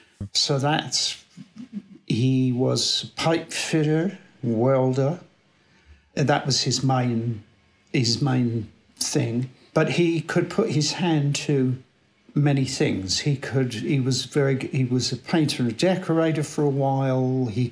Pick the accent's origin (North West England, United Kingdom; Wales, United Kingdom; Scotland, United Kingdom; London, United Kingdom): London, United Kingdom; I was born in South London, 1958, a very typical kind of working class family, I guess you could say.